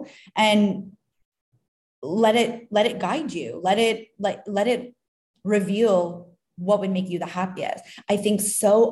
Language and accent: English; Canada; now in Tulum, Mexico; I'm from Canada